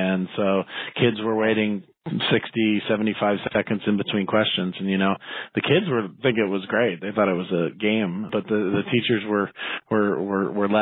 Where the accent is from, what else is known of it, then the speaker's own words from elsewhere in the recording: Salem, Oregon, United States; also born or lived in Baltimore, Maryland / Seattle, Washington; now in Portland, United States; I went to high school in Salem, Oregon, about 60 miles south of Portland. And I grew up actually in Baltimore, Maryland, and moved to Oregon when I was 10